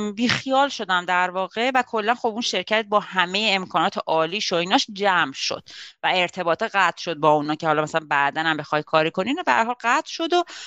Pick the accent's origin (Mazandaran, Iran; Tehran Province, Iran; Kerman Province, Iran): Tehran Province, Iran; Tehran; moved away as an adult; now in Laval, Canada; حدود پنج سال و نیمه که از ایران تهران اومدم کانادا